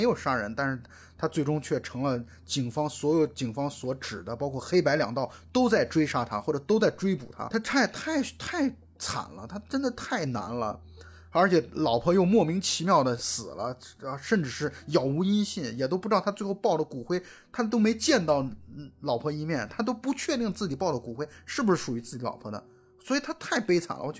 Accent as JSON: {"language": "Chinese", "country": "China", "said": "当然我们中国人本身对朝鲜族的印象还是其实还是挺好的"}